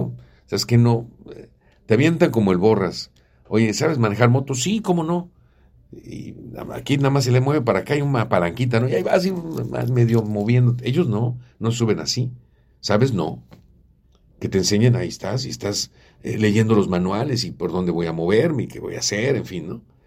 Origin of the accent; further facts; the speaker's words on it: Puebla, Mexico; yo soy de Puebla